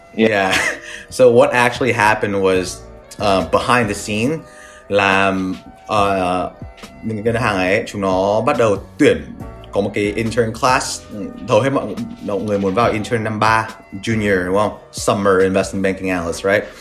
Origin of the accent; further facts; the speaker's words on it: Vietnam; now in New York, United States; mình người Việt Nam